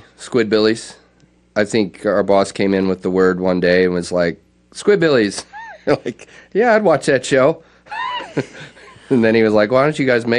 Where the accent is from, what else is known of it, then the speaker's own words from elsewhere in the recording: Conyers, Georgia, United States; also born or lived in Texas; Jim and I were both raised in Conyers.